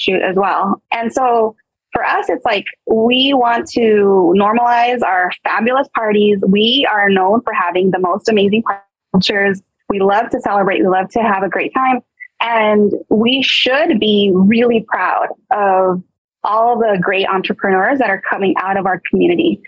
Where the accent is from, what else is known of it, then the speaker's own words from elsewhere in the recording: Montebello, California, United States; I grew up in Montebello, Rosemead area, like